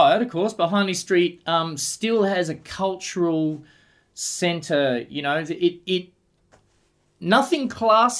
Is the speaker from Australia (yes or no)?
yes; Sunshine Coast, Queensland, Australia; moved away as an adult; also born or lived in Brisbane; now in Adelaide, Australia; I myself got here in the late 80s, and I'm from the Sunshine Coast